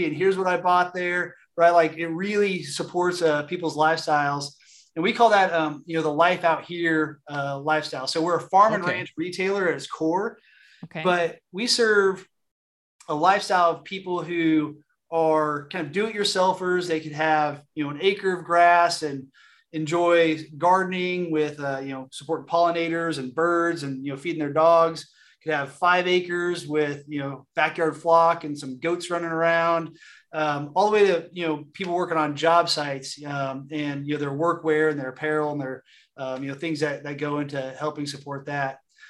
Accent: California, United States; I grew up in Southern California, and when I came to work for Tractor Supply, my family was like, you're going to go sell tractors.

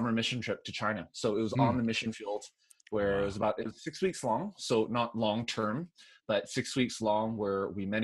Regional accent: Vancouver, British Columbia, Canada; accent: Canadian with a little bit of Southern; moved away as an adult; also born or lived in Nashville / Korea / Montreal; born and raised in Vancouver, Canada.

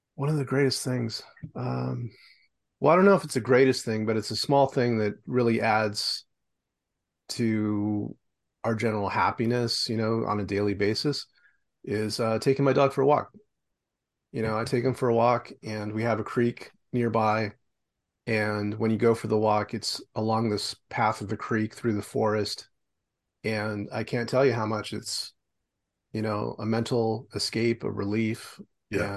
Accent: Los Angeles, California, United States; moved away as an adult; now in Vancouver, Canada; I'm originally from Los Angeles. I live in Vancouver now

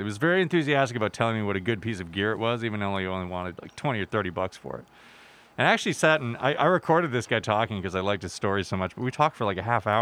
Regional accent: Calgary, Alberta, Canada; moved away as an adult; now in British Columbia, Canada; I am not from Vancouver. I'm actually from Calgary.

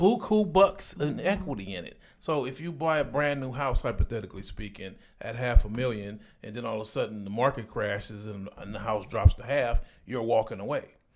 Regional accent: Compton, California, United States; I'm from Compton, California, so Palmdale, California is an hour and a half away from my house.

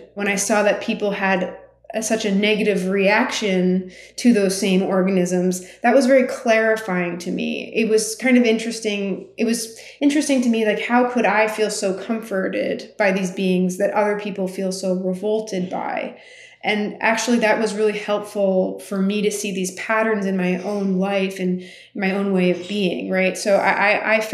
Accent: United States; as a person growing up in the United States of Armenian heritage

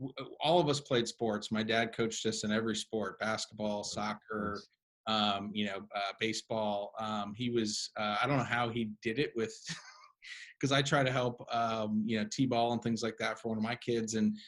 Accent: Cleveland, Ohio, United States; That's right. Yeah, I'm a Cleveland kid. Those are all my sports teams. I got a lot of family back there. Both my parents are from there. So yeah, that's still my hometown.

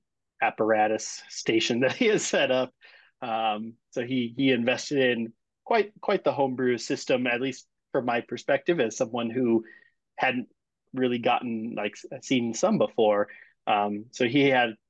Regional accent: Wyoming, United States; now in Colorado, United States; I'm originally from Wyoming, so not too far

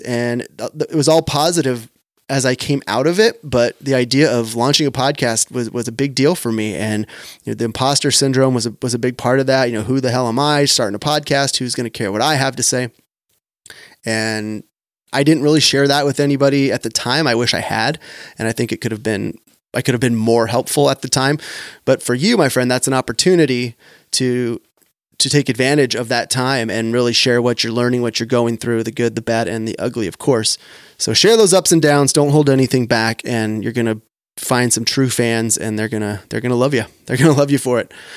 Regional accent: Sacramento, California, United States; right here in my hometown of Sacramento

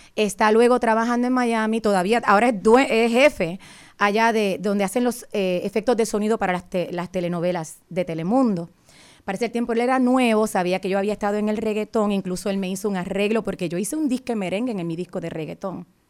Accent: Fajardo, Puerto Rico; moved away as an adult; now in Virginia, United States; Él y yo estudiamos juntos en, en la escuela superior en mi pueblo de Fajardo

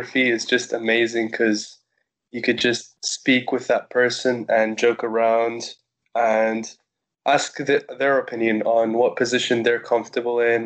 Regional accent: Cyprus; I was born in Cyprus

